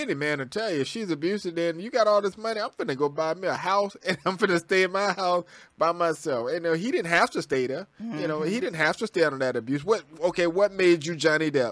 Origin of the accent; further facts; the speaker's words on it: the South, United States; I'm from the South.